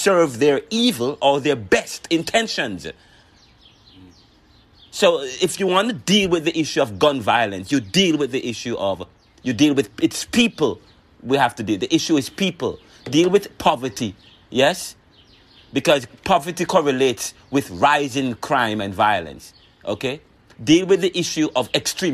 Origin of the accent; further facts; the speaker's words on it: Jamaica; now in United States; I used to live in Jamaica. I'm from Jamaica